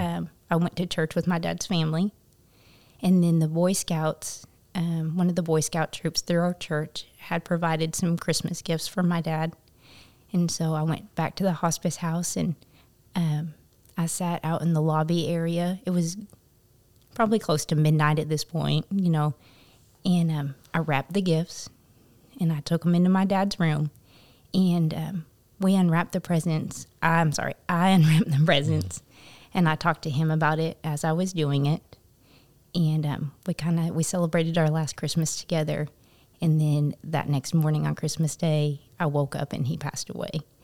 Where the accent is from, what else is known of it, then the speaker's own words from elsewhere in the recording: Topeka, Kansas, United States; moved away as an adult; now in Paragould, United States; so I am originally from Kansas, from Topeka, Kansas, and, um, I grew up